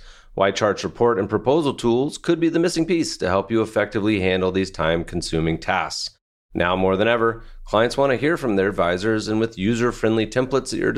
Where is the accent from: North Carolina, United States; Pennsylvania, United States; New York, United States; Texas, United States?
North Carolina, United States; I was a Cavalier, but I grew up in North Carolina